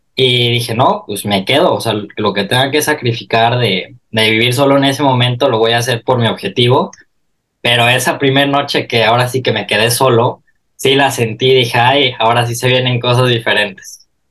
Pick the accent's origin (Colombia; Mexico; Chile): Mexico; now in Milan, Italy; como mexicano